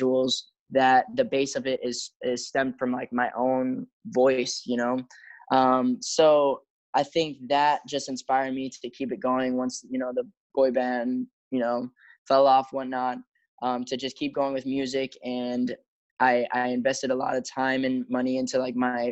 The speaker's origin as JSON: {"language": "English", "town": "Chicago", "region": "Illinois", "country": "United States", "tie": "born or raised there", "moved": "yes", "lives_now": "Los Angeles, United States", "said": "flying back to my hometown, Chicago"}